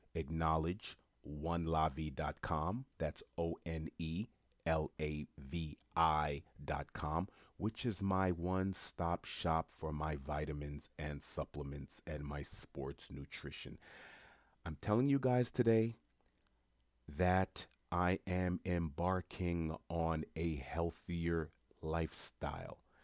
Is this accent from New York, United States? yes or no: yes; New York City, New York, United States; born or raised there; moved away as an adult; also born or lived in Florida